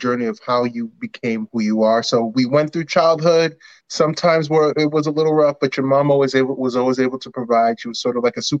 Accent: New York City, New York, United States; Yeah, we're all from Queens here. So, you know, we all, we didn't necessarily all grow up in the same neighborhood, but you know, we're all from the same area

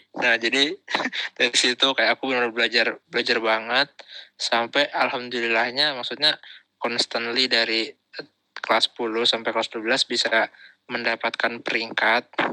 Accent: Bekasi, West Java, Indonesia; aku dari SMP satu gitu kan SMP top di Bekasi

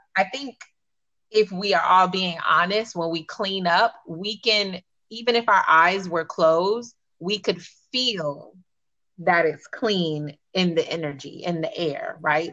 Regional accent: Miami, Florida, United States; I'm from Miami.

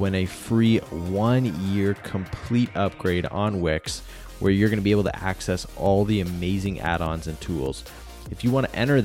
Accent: Canada; I'm Canadian

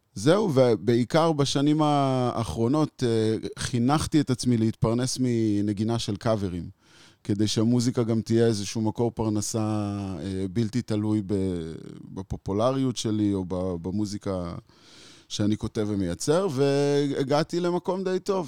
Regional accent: Israel; הלכתי חזק על תרבות ההיפיז בתור ילד בקיבוץ

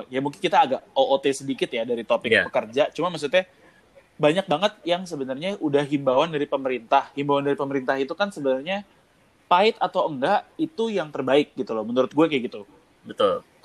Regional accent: Indonesia; cuman maksud gue gue sebagai orang Indo gue ngeliat orang Indo itu nunggu kejebles kalau bahasa Jawanya

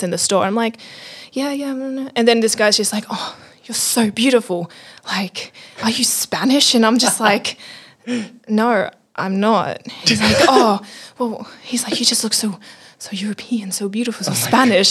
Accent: Australia; growing up being Australian

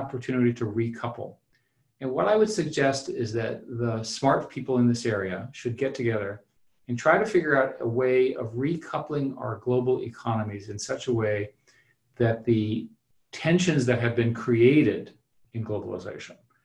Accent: United States; Speaking as an American

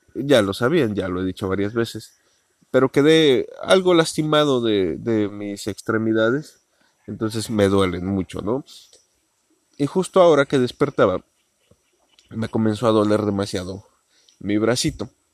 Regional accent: Mexico; porque soy mexicano

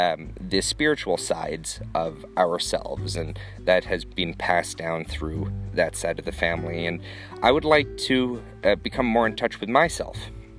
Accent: Sweden; born there; I was born in Sweden, and I have lots of family throughout Europe.

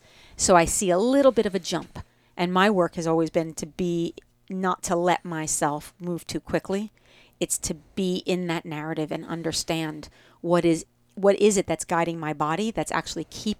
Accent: New Jersey, United States; accent: Jersey; I say it with a Jersey accent.

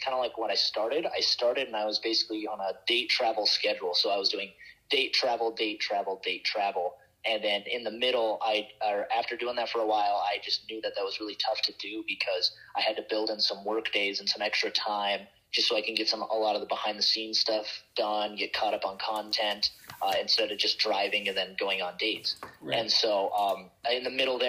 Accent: Montana, United States; I'm from Montana

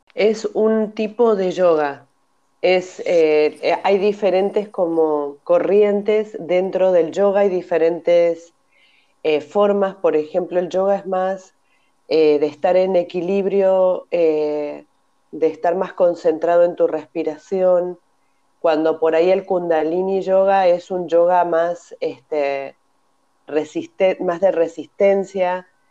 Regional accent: Argentina; moved away as an adult; also born or lived in Mérida, Mexico; now in Barcelona, Spain; soy argentina. En el 2002 me vine a vivir a Barcelona

